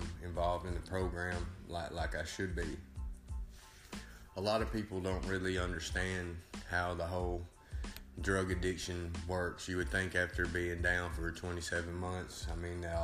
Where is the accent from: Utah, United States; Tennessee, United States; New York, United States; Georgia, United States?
Tennessee, United States; Savannah; I'm from Savannah, Tennessee, 36 years old.